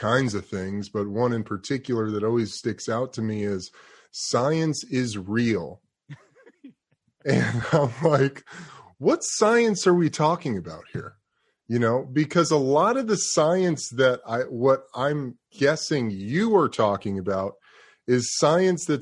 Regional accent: New York City, New York, United States; moved away; also born or lived in Los Angeles; I've lived in LA for a lot of my life. I'm from New York City

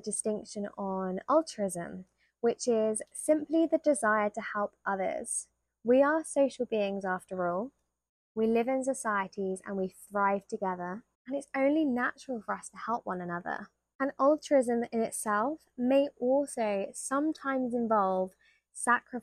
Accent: United Kingdom; being British

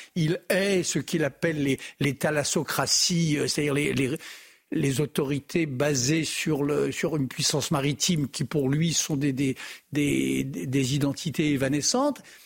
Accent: France; chez nous en France

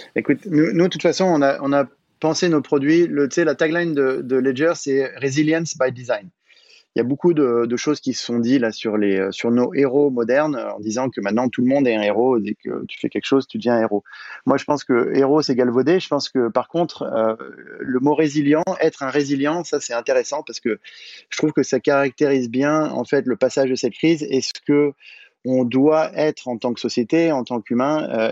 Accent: Paris, Île-de-France, France; je suis parisien, je toujours habité à Paris

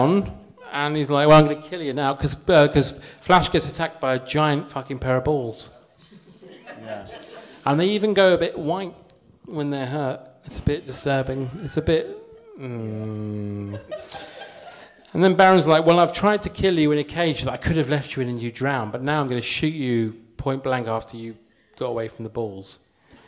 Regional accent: Watford, East of England, United Kingdom; I am from Watford, and the Harlequin Centre was my hangout

